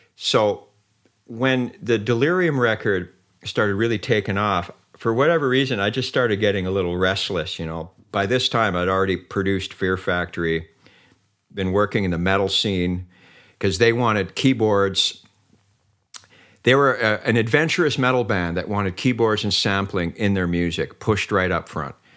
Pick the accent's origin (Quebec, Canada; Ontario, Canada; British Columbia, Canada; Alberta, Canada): British Columbia, Canada; Vancouver; also born or lived in Mönchengladbach, Germany; I'm like from the East Vancouver and some crappy little place